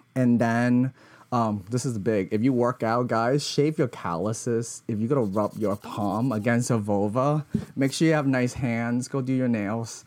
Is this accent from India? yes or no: no; Hong Kong; growing up in Hong Kong